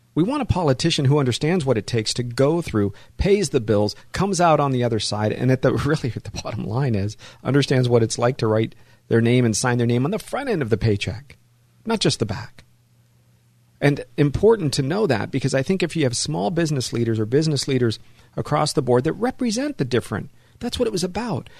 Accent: Los Angeles, California, United States; also born or lived in San Fernando Valley, California; I was born in, in Hollywood

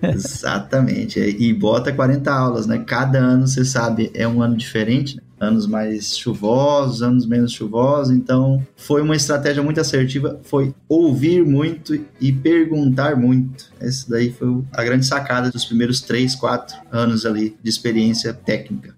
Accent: Balsas, Maranhão, Brazil; moved away as an adult; also born or lived in Pelotas, Rio Grande do Sul; eu nasci em Balsas, sou balsense. Meu pai morou lá durante quase 37 anos

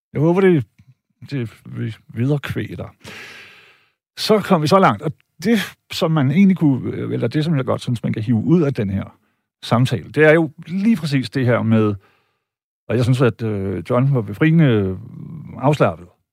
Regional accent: Denmark; jeg er tysk statsborger, øh, og jeg har da fame nede i Deutschland, men jeg var født og opvokset i Danmark

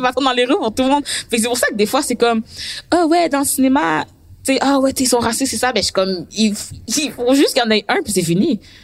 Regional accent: Quebec, Canada; je suis québécoise, mais moi, mes parents sont haïtiens

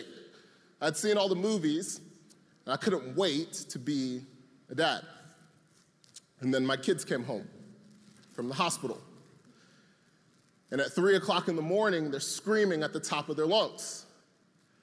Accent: Atlanta, Georgia, United States; I'm from Atlanta

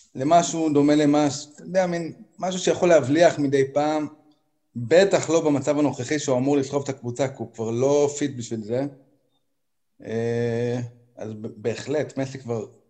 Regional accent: Haifa, Haifa District, Israel; אני חיפאי

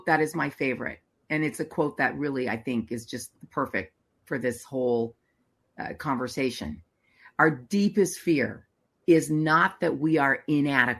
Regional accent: United States; as an American

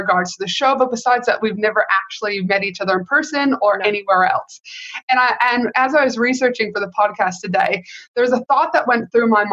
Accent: Canada; now in United States; I am from Canada, though, not the US, but I have lived in the US for many, many years

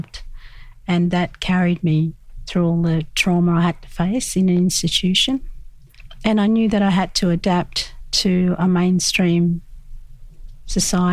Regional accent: Australia; We lived in the bush and had lots of mob around

